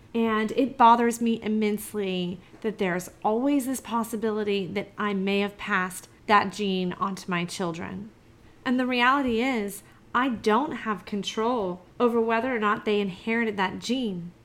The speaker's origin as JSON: {"language": "English", "region": "Georgia", "country": "United States", "said": "I'm from Georgia. We, we don't have hills here"}